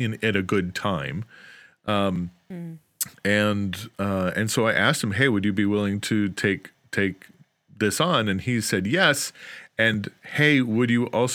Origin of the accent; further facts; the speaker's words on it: outside of Chicago, Illinois, United States; I grew up outside of Chicago